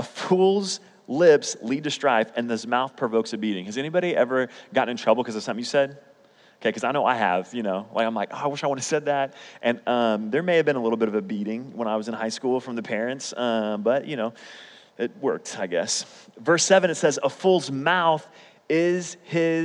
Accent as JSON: {"language": "English", "town": "Oklahoma City", "region": "Oklahoma", "country": "United States", "tie": "born or raised there", "also_born_or_lived": "Edmond, Oklahoma", "said": "I grew up in Oklahoma City public schools, which was in Oklahoma City"}